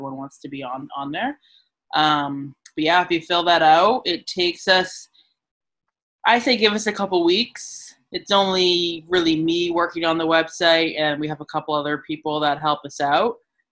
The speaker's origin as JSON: {"language": "English", "town": "Lewiston", "region": "Maine", "country": "United States", "tie": "born or raised there", "also_born_or_lived": "California / New York City", "lives_now": "Portland, United States", "said": "So me, I was born in California, but I moved here when I was five, so very young. I grew up in Lewiston."}